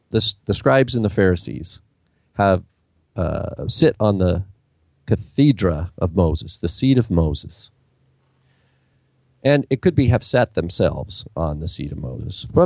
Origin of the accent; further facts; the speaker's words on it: Canada; Trust me, I'm a Canadian here.